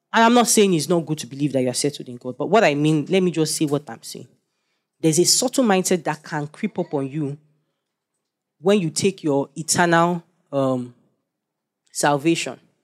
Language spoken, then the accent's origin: English; Nigeria; I'm a Nigerian